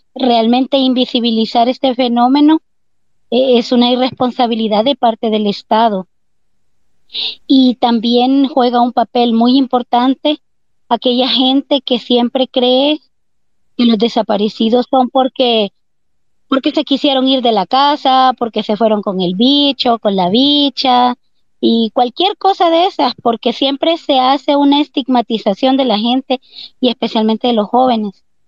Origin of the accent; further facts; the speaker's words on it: El Salvador; a nosotros como salvadoreños y salvadoreñas